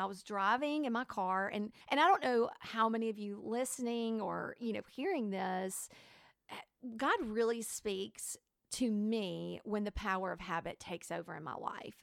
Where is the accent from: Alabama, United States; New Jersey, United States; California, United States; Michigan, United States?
Alabama, United States; I was raised in Alabama